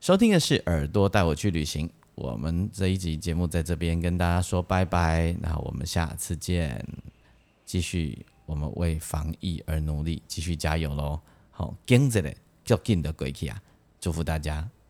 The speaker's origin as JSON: {"language": "Chinese", "country": "Taiwan", "said": "我们是台湾来的"}